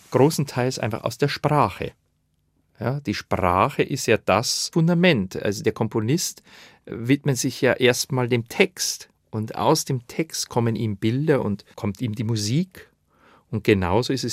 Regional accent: Bavaria, Germany; bekommt man ja nur einmal im Leben, dass man mit einem Schrammelquartett Wiener Lieder einspielen darf als Bayer.

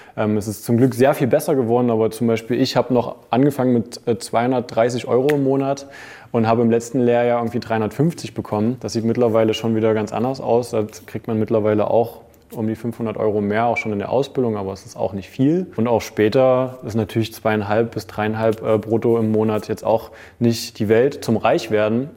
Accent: Saxony-Anhalt, Germany; moved away as an adult; damals noch in meiner Heimat in Aachen, Sachsen-Anhalt

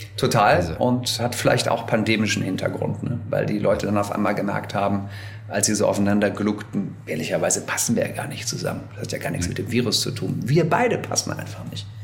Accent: Wuppertal, North Rhine-Westphalia, Germany; Ich war in der Heimatgemeinde bei uns in Wuppertal lange Messdiener, Ministrant

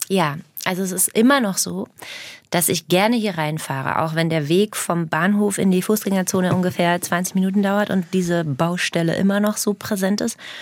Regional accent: Herzogenaurach, Bavaria, Germany; accent: Franconian; moved away; also born or lived in Berlin; meinen eigenen Dialekt Fränkisch

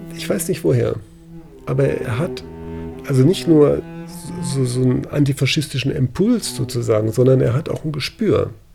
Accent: Freiburg, Baden-Württemberg, Germany; ich bin in Landwasser groß geworden. Landwasser ist eine Hochhaussiedlung außerhalb von Freiburg

